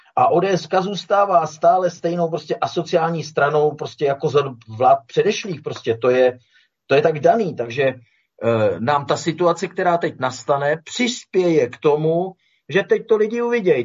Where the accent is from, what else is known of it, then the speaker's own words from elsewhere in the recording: Czechia; my jsme Češi